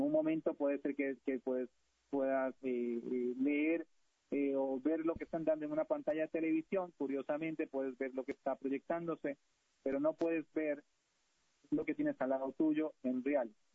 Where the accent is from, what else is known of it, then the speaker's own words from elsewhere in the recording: Costa Rica; los que venimos de la cultura de países latinoamericanos, de Centroamérica, en mi caso Costa Rica